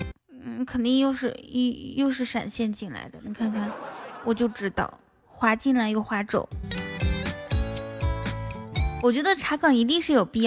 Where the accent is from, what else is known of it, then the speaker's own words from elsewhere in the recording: Inner Mongolia, China; 我们内蒙古也有民歌的呀。